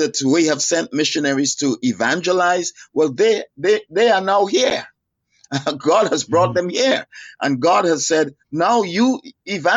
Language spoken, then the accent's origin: English; Dallas, Texas, United States; I grew up in Youth for Christ and Dallas